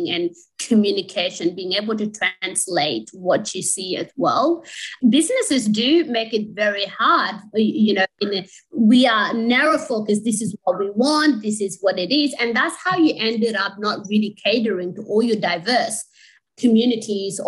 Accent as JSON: {"language": "English", "town": "Sydney", "region": "New South Wales", "country": "Australia", "tie": "born or raised there", "also_born_or_lived": "refugee camp (birthplace)", "said": "I was raised up in Western Sydney"}